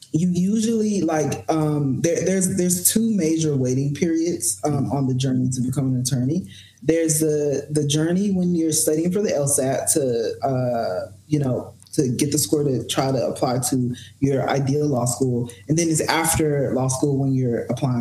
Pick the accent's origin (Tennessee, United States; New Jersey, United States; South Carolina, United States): Tennessee, United States; Memphis; moved away as an adult; also born or lived in Houston, Texas / Bible Belt; now in Los Angeles, United States; Memphis, Tennessee, Memphis